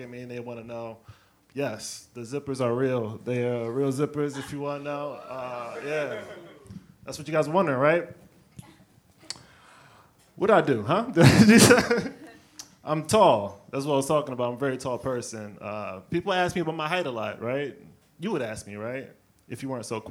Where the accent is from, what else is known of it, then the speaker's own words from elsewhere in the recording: the South, United States; moved away as an adult; now in New York, United States; I'm from the South